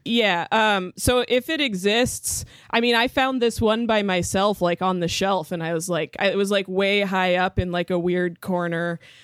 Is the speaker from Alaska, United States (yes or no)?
yes; Homer, Alaska, United States; Adrian and I grew up together in Homer, Alaska